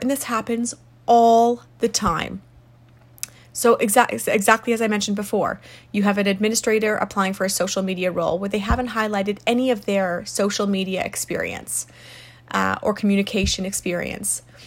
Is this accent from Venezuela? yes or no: no; South Africa; moved away; I'm from South Africa originally.